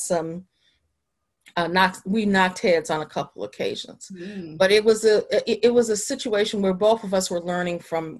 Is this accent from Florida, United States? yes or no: no; Chicago, Illinois, United States; now in Washington, D.C., United States; I'm originally from Chicago, Illinois